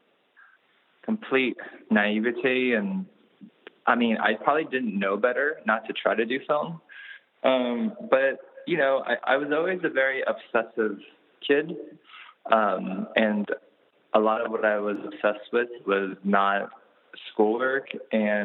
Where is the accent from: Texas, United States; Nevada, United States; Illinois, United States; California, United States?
California, United States; Anaheim; I grew up a lot in Anaheim, which is not that far from LA.